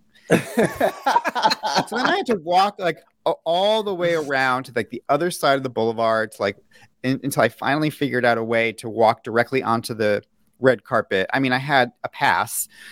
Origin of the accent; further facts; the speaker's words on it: New York City, New York, United States; I, I grew up in New York City.